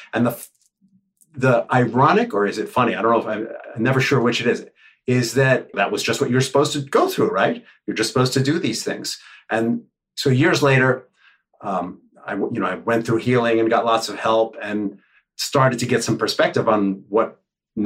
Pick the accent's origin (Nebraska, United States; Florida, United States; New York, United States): New York, United States; New York City; I grew up in the Upper West Side when it was the Wild Wild West.